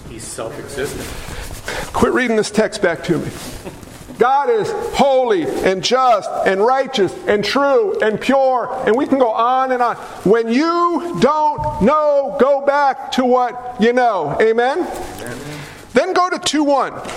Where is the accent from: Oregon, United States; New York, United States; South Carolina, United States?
New York, United States; I'm a New Yorker